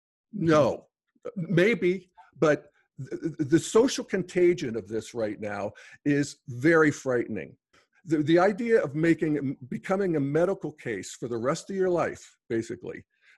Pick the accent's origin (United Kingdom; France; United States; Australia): United States; When I was a kid growing up in the Steel Valley, I was a little gay kid.